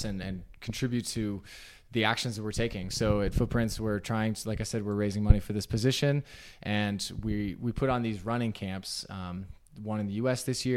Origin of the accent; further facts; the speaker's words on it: Southern Utah, United States; now in Salt Lake City, United States; I grew up in Southern Utah